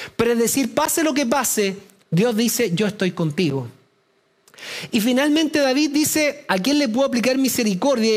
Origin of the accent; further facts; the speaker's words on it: Chile; los que somos chilenos